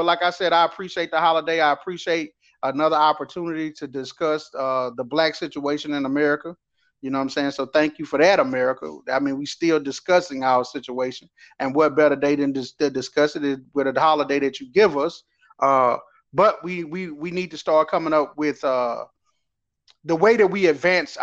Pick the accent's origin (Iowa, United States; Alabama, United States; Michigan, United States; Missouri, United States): Alabama, United States; southern; But I'm from lowly Alabama, not lowly, but the low part or the bottom part of Alabama